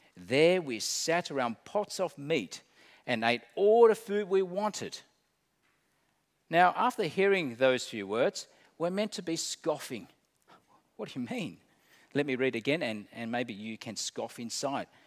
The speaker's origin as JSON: {"language": "English", "country": "Australia"}